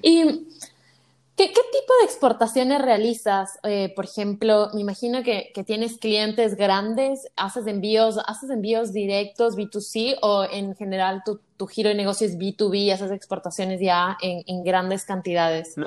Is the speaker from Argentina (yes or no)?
no; Ecuador; yo soy de Ecuador